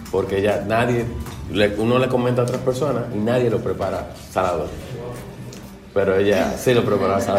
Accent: Dominican Republic; moved away; yo soy de República Dominicana.

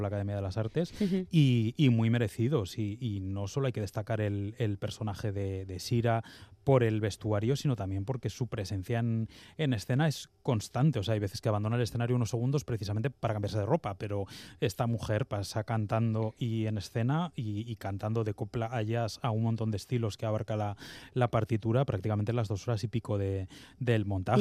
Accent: Bilbao, Basque Country, Spain; como bilbaíno

